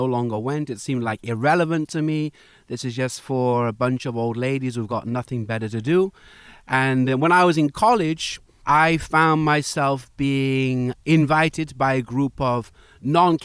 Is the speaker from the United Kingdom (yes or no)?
yes; Wales, United Kingdom; I'm from Wales.